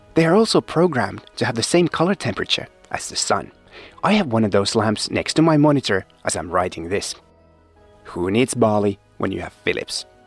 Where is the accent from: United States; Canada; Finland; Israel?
Finland; moved away as an adult; also born or lived in East Africa / US West Coast / Rome, Italy; I spent my childhood and teenage years in Finland, but moved to warmer climes soon after.